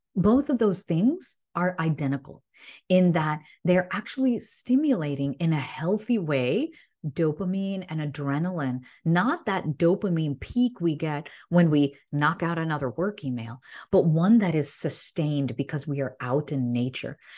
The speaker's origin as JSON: {"language": "English", "region": "Illinois", "country": "United States", "tie": "born or raised there", "said": "I grew up in Illinois"}